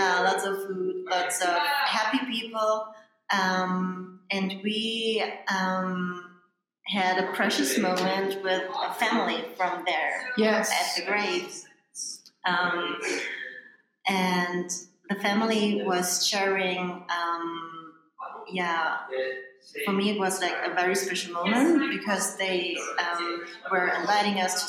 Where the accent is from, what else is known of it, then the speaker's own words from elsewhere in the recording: Germany; moved away; in Germany, we don't have a day like this